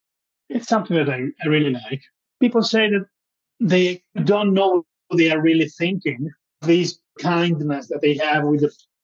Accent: Italy; But I'm from Italy, so my background is pretty toxic about food.

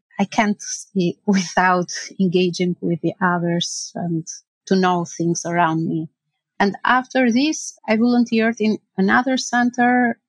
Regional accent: Tirana, Albania; English is a second language; moved away as an adult; now in Skelmersdale, United Kingdom; I never moved from my country, and it was difficult to readapt it with a new life.

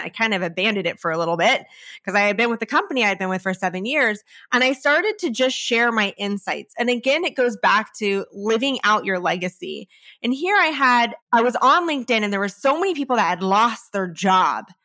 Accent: California, United States; I come from California

